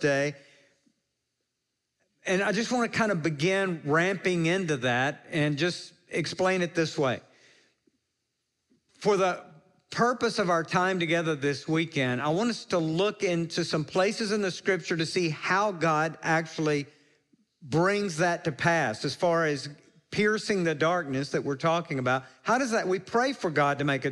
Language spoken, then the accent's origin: English; Jackson, Mississippi, United States; moved away as an adult; also born or lived in New Orleans / Costa Rica / Ecuador; I grew up in Jackson, Mississippi. You may hear that in my accent a little